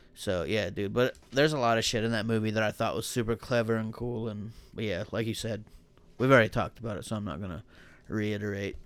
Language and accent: English; Buckeye Lake, Ohio, United States; accent: hick; I'm from Buckeye Lake